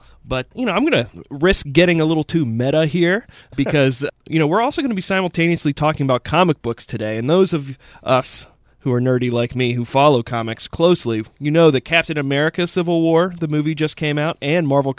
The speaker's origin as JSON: {"language": "English", "town": "Carlisle", "region": "Pennsylvania", "country": "United States", "tie": "born or raised there", "lives_now": "Harrisburg, United States", "said": "I grew up in Carlisle, Pennsylvania"}